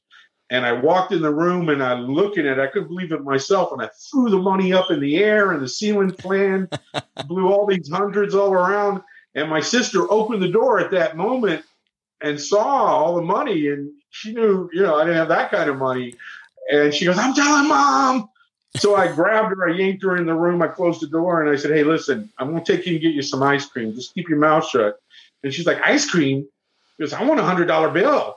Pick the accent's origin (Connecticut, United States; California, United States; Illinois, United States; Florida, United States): Florida, United States; Miami; I didn't grow up in New York, I grew up in Florida